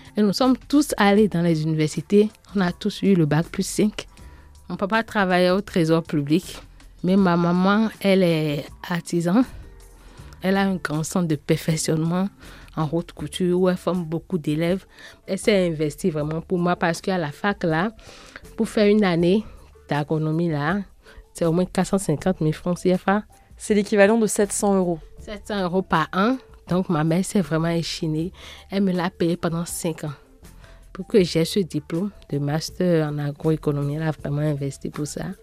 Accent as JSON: {"language": "French", "town": "Porto-Novo", "region": "Ouémé", "country": "Benin", "tie": "born or raised there", "said": "Je suis née au Bénin, Porte-Novo, la capitale politique du Bénin."}